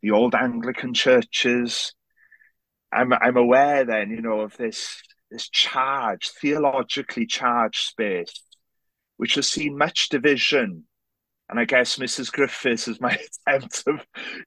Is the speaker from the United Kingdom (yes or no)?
yes; Wales, United Kingdom; first language Welsh; English is a second language; I'm very Welsh, but I'm also very aware and you know, very happy to be half English